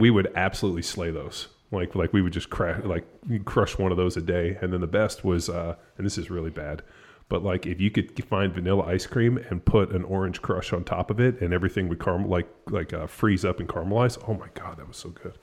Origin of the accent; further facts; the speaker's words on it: California, United States; moved away as an adult; now in Texas, United States; I'm from California. We've been out here in Texas for a little, over four years